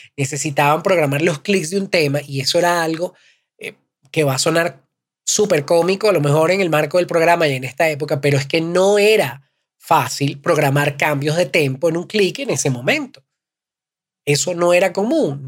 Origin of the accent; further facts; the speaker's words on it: Caracas, Capital District, Venezuela; also born or lived in Valencia, Venezuela; Yo soy venezolano, vengo de Caracas. No nací en Caracas, nací en Valencia, una ciudad que está un par de horas de Caracas.